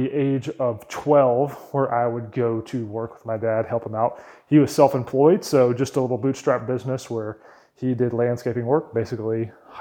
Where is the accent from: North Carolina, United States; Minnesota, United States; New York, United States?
North Carolina, United States; Wake Forest; also born or lived in Raleigh, North Carolina; I was born in Raleigh, North Carolina, and grew up in a town called Wake Forest, North Carolina